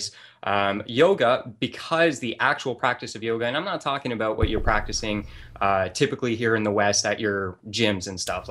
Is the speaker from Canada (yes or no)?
yes; Canada; my experience growing up in the Catholic Church. And here in my small town of in Canada